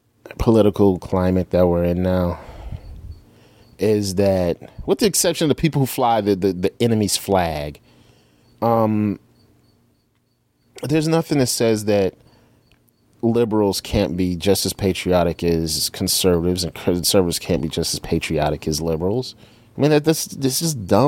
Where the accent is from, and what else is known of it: United States